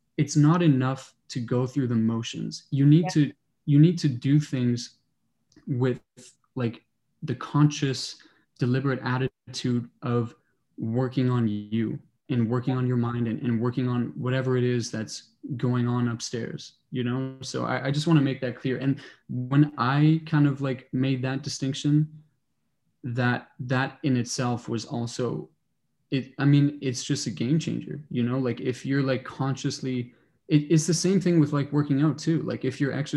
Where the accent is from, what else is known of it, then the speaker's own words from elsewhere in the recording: Toronto, Ontario, Canada; moved away as an adult; now in Kingston, Canada; I grew up in Toronto, went to high school downtown